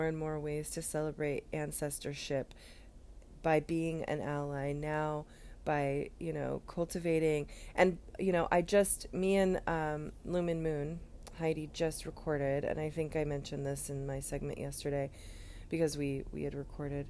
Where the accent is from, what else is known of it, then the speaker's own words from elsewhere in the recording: United States; we as an American culture